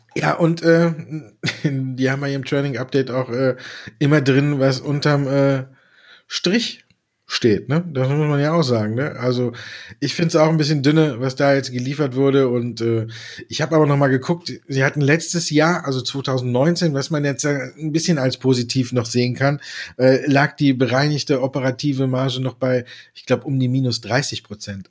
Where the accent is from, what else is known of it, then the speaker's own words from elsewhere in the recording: Düsseldorf, North Rhine-Westphalia, Germany; ich als geborener Düsseldorfer